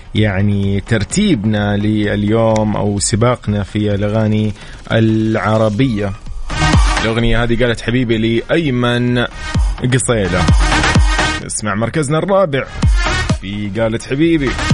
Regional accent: Saudi Arabia; نحن العرب كسعوديين كمسلمين

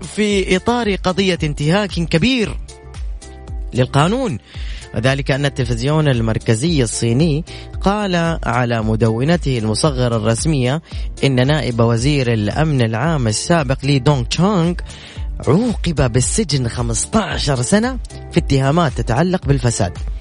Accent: Saudi Arabia; افتخر انه انا ابن هذه البلد والله العظيم افتخر انه مسقط راسي انا في هذه البلد

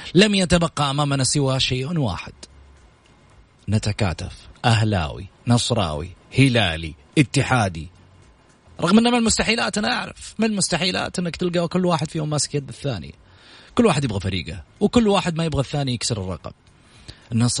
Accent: Saudi Arabia

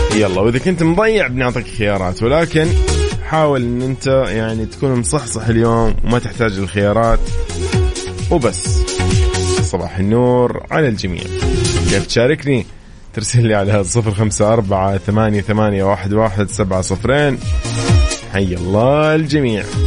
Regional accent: Saudi Arabia; عندنا في السعودية

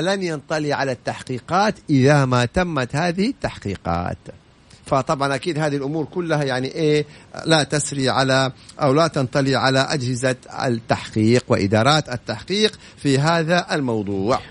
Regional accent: Saudi Arabia; انا اليوم كسعودي

